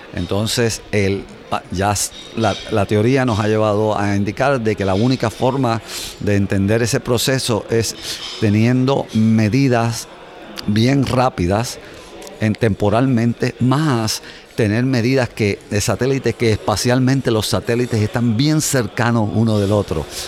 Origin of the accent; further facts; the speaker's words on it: Puerto Rico; moved away as an adult; now in United States; creciendo en Puerto Rico mi padre me llevaba a ver el radio